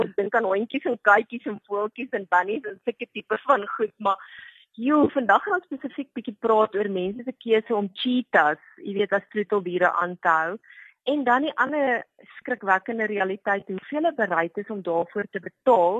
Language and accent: Afrikaans; South Africa; as Suid-Afrikaners weet ons